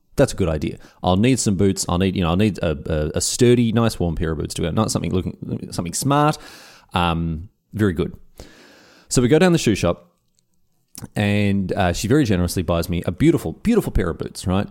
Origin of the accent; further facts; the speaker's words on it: Australia; moved away as an adult; now in Berlin, Germany; being Australian